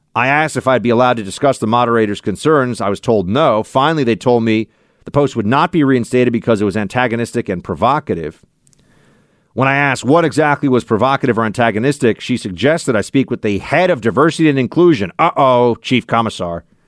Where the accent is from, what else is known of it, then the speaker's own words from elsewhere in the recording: United States; as an American